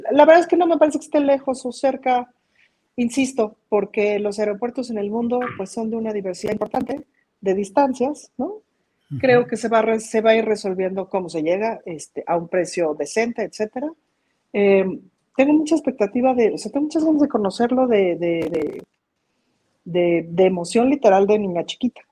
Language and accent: Spanish; Mexico; como mexicanos